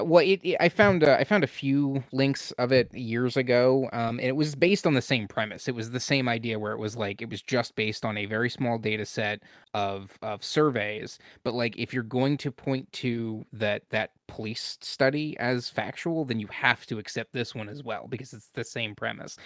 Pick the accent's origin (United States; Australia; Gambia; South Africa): United States; Pennsylvania; I'm from Pennsylvania